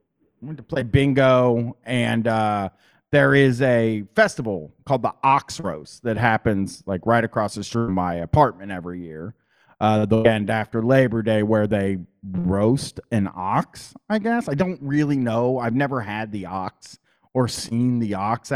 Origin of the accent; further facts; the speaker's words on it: Columbus, Ohio, United States; I grew up in Columbus, Ohio. I've lived in Columbus, Ohio my whole life